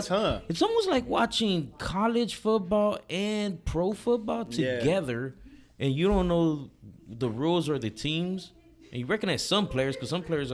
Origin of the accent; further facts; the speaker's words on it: Oregon, United States; Everybody's slow, and we're from Oregon. So we're used to like, okay, we'll push 70, we'll push 80.